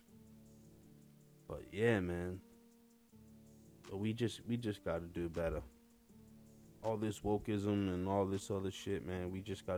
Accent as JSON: {"language": "English", "region": "Massachusetts", "country": "United States", "said": "I'm from Massachusetts"}